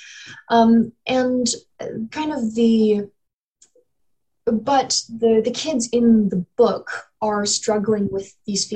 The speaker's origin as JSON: {"language": "English", "region": "North Carolina", "country": "United States", "tie": "born or raised there", "also_born_or_lived": "Ohio", "said": "I was born in Ohio, raised in North Carolina"}